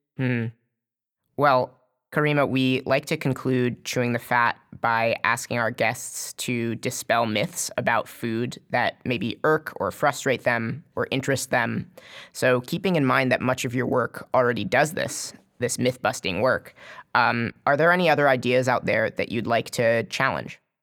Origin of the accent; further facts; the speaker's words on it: United States; as an American Jew